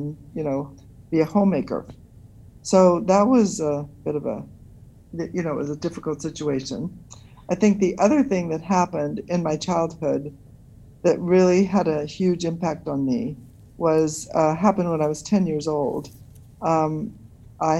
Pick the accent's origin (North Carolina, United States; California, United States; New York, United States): New York, United States; New York City; I was born in New York City